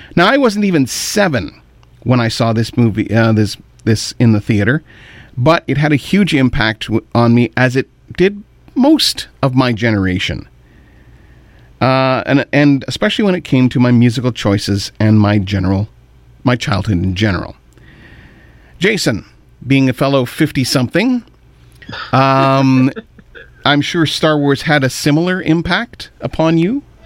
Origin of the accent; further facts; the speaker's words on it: Kitchener, Ontario, Canada; also born or lived in Pembroke, Ontario / Ottawa, Ontario; From there, we moved to Kitchener, and I've lived there the rest of my 50 years